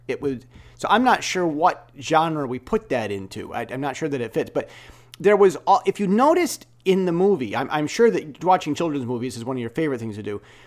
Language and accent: English; United States; now in Taiwan; I'm an American self-taught software developer, Bible-trained, uh, stock exchange moderator, uh, that's, that's living in Taiwan